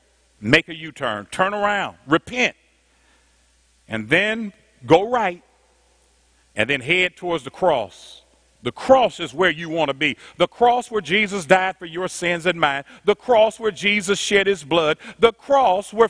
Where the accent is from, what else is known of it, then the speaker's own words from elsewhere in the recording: Indianapolis, Indiana, United States; I'm from Indianapolis. At the time, we were the 12th largest city in the nation